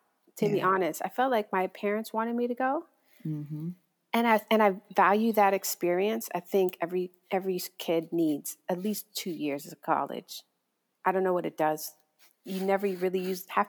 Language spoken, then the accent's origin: English; Hialeah, Florida, United States; also born or lived in Atlanta; I grew up in a Cuban neighborhood called Hialeah